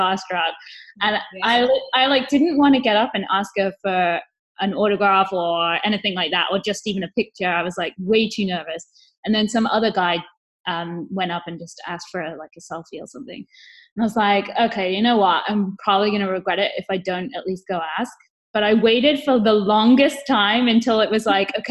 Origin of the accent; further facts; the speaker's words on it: England, United Kingdom; I'm English